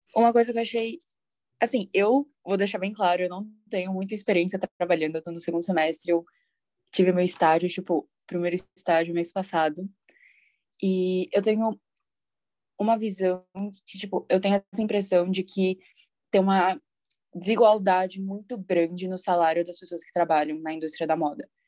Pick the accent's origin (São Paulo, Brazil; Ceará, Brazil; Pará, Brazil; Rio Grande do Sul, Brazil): São Paulo, Brazil; eu também sou de São Paulo